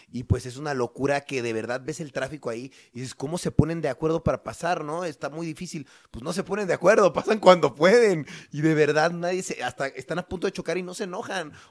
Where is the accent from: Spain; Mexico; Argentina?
Mexico; son como, como los mexicanos, que somos lindos, son muy amables